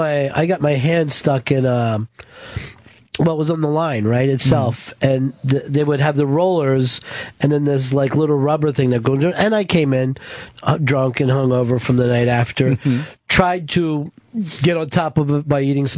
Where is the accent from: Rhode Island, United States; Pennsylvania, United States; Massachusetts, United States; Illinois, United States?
Pennsylvania, United States; I'm from Delaware County originally and a lot of factories along there